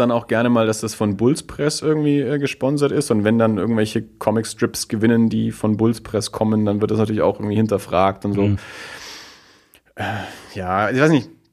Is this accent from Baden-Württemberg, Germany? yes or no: no; Erlangen, Bavaria, Germany; ich komme ja aus Erlangen